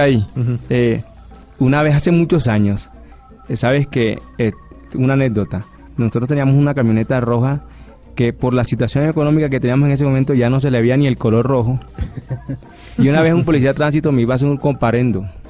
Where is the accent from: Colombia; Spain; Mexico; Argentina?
Colombia; Barranquilla, Atlántico; yo soy barranquillero